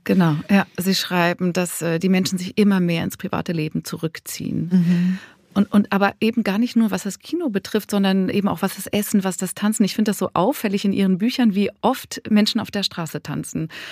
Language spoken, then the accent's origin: German; Zurich, Switzerland; aus Zürich, wo ich herkomme